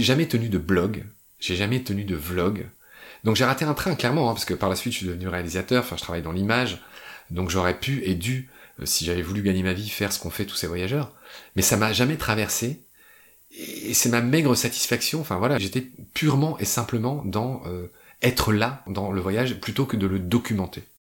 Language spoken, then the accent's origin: French; France; moved away as an adult; also born or lived in Chile / Egypt; quand je suis rentré en France